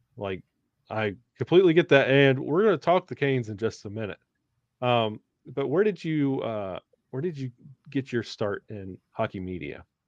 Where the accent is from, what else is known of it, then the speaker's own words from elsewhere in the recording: the South, United States; moved away; growing up in the South